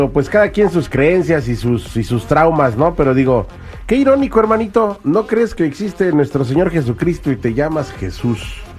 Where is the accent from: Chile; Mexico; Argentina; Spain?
Mexico; Soy mexicano, te rieso de ateo no, no, no existe.